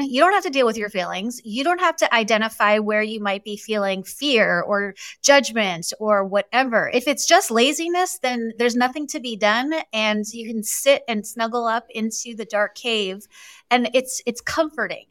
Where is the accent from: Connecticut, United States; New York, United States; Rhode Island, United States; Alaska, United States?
New York, United States; I was born and raised in New York.